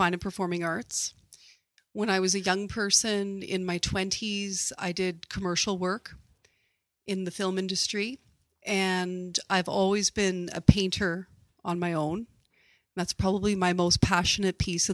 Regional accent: Kamloops, British Columbia, Canada; I was actually born and raised in Kamloops, British Columbia

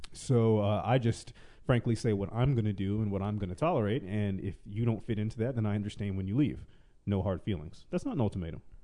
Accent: the South, United States; moved away; I am originally from the South

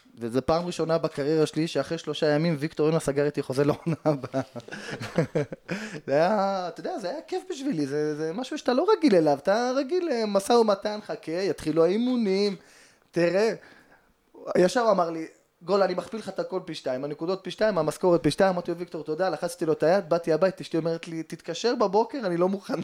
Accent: Jerusalem, Jerusalem District, Israel; גדלתי בשכונת פת, שזה בסמוך לשכונת קטמון, אה, לפני שעולים לגילו

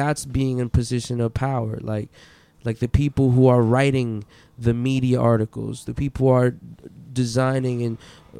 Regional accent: Philippines; Like being a Filipino is like something that you carry with excellence.

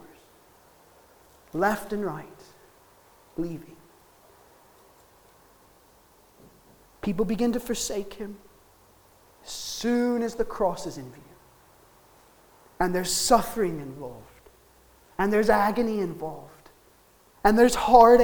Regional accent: United States; now in Wales, United Kingdom; as an American

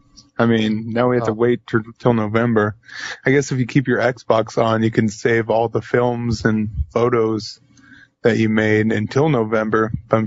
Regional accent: United States; because I'm American and couldn't grasp hockey like I thought I could.

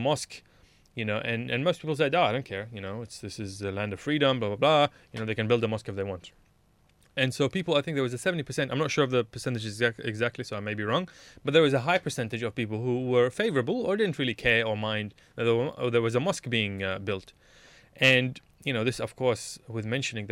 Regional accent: Melbourne, Victoria, Australia; moved away as an adult; now in Sydney, Australia; I was from Melbourne. I still am a Melbourneite even though I live in Sydney.

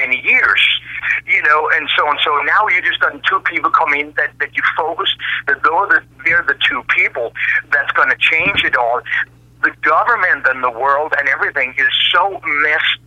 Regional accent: Copenhagen, Capital Region of Denmark, Denmark; moved away as an adult; also born or lived in United States / Australia; I sort of returned back home to where I was born and raised in Denmark.

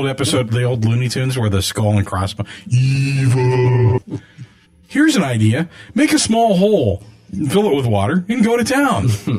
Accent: Pittsburgh, Pennsylvania, United States; moved away as an adult; also born or lived in Arizona; I lived in Arizona for about 8 years or so, and I drove back from Arizona back to Pittsburgh.

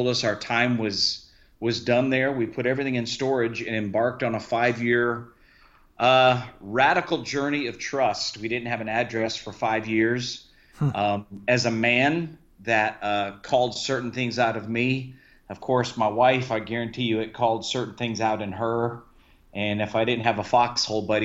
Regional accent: Key West, Florida, United States; I was raised in Key West, Florida

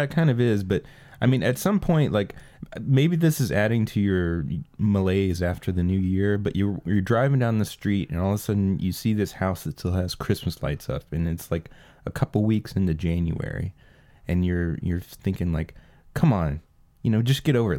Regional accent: United States; being an American

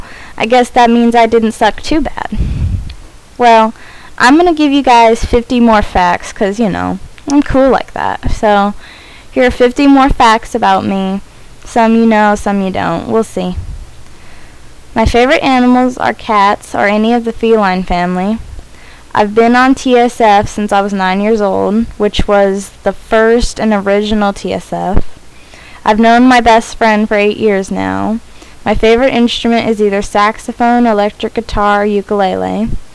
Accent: San Francisco, California, United States; I was born in San Francisco

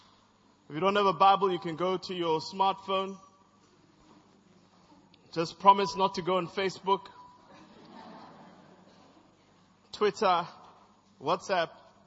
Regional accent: Zambia; also born or lived in Zimbabwe / East Germany; now in South Africa; I'm from Zambia, I'm from Zimbabwe, I'm from East Germany, and I'm currently from South Africa.

